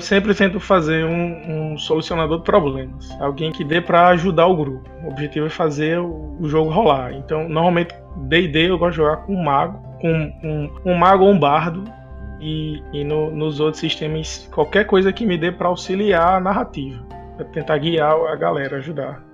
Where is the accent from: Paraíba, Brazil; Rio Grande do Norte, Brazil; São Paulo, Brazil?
Rio Grande do Norte, Brazil; Natal; sou aqui de Natal, do Rio Grande do Norte